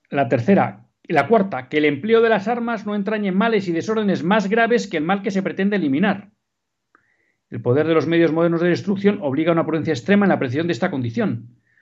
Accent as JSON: {"language": "Spanish", "region": "Basque Country", "country": "Spain", "said": "en el País Vasco, en mi tierra"}